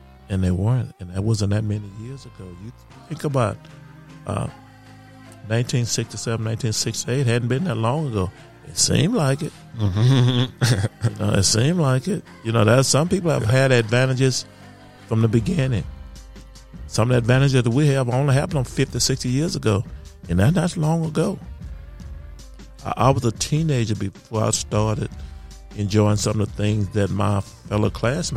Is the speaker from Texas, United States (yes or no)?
yes; Magnolia, Texas, United States; my hometown of Magnolia, Texas